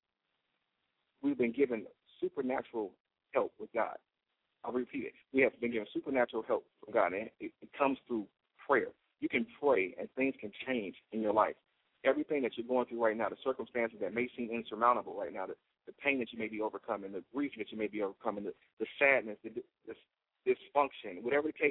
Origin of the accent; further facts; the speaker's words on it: United States; as an American